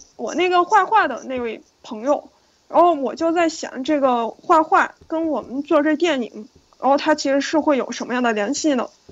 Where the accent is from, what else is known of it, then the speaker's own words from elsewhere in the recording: Yunnan, China; moved away as an adult; also born or lived in New York, United States; now in Beijing, China; 因为我从小在云南长大